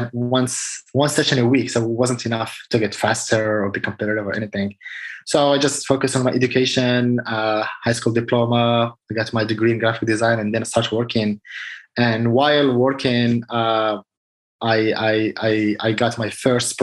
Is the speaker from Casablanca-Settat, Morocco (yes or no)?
yes; Casablanca, Casablanca-Settat, Morocco; moved away as an adult; I was born in Casablanca, Morocco. I spent all my childhood, adult, like until I was 27 years old.